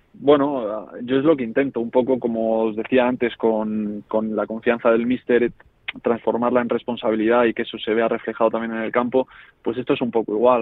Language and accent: Spanish; Móstoles, Community of Madrid, Spain; moved away as an adult; also born or lived in Navalcarnero / Marbella; yo Móstoles siempre lo vi como mi casa, como el sitio donde yo jugaba al fútbol por diversión, con mis amigos que desde pequeños habíamos compartido equipos y demás